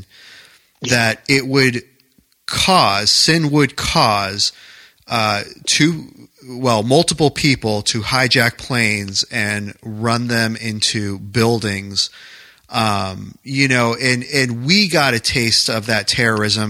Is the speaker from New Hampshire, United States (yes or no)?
yes; New Hampshire, United States; moved away as an adult; also born or lived in New York